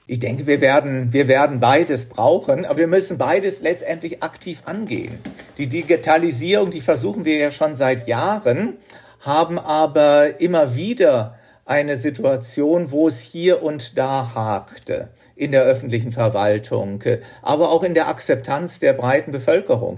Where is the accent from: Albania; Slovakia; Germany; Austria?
Germany; moved away as an adult; now in Switzerland; bei uns in Deutschland